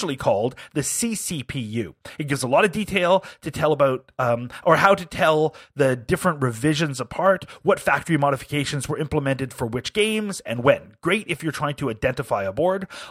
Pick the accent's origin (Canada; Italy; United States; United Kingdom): United Kingdom; as a Brit